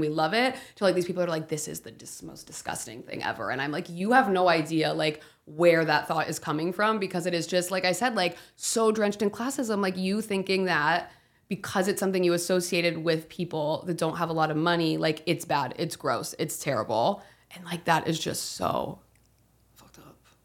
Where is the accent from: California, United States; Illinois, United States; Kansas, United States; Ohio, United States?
Ohio, United States; my hometown, Ohio